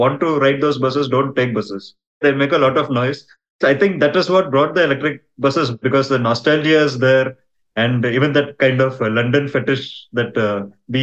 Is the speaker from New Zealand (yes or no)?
no; Bangalore, Karnataka, India; now in Mumbai, India; I grew up in Bangalore